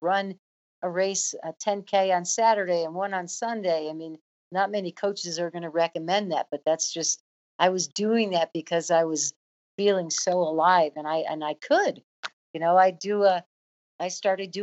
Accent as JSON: {"language": "English", "town": "Chicago", "region": "Illinois", "country": "United States", "tie": "born or raised there", "also_born_or_lived": "Mississippi / New Jersey", "moved": "yes", "said": "I grew up in Flatland, Chicago"}